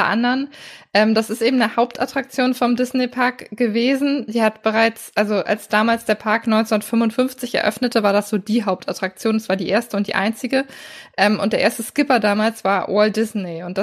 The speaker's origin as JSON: {"language": "German", "region": "Northern Germany", "country": "Germany", "said": "gerade als Norddeutscher hat man ja, wenn man äh, in Richtung Süden blickt, manchmal immer so ein paar Klischees im Kopf."}